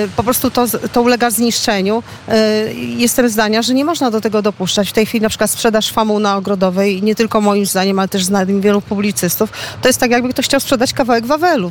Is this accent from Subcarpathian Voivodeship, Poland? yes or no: no; Łódź, Łódź Voivodeship, Poland; łodziankę od pokoleń, z urodzenia i zamiłowania